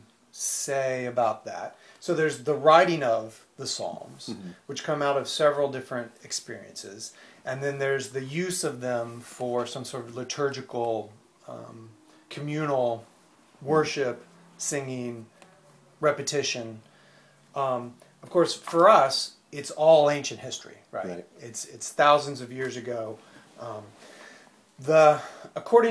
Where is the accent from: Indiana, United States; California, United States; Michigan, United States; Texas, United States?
Indiana, United States; I grew up in Indiana, you know, very, very Bible Belt.